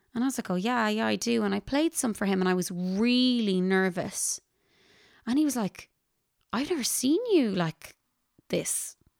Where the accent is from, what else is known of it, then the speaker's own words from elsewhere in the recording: Ballinasloe, Connacht, Ireland; I am a musician from Ballinasloe, County Galway in Ireland.